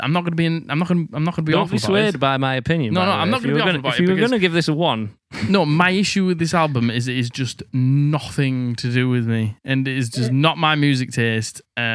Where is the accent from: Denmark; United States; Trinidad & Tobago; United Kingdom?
United Kingdom; Middlesbrough, North East England; Because I'm just from Middlesbrough.